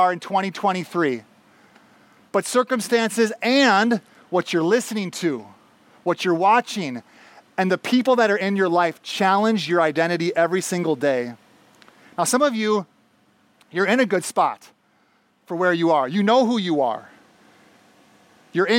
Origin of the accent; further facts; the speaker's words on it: Minneapolis–Saint Paul, Minnesota, United States; moved away as an adult; also born or lived in Bolivia / Panama; I grew up in the Twin Cities here